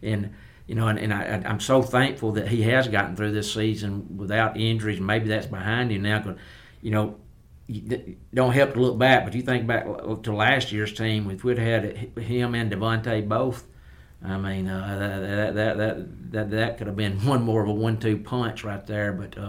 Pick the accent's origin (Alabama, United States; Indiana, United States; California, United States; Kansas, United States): Alabama, United States; Fayette County, West; now in Roanoke, United States; I'm a West Alabama boy. I'm from Fayette County.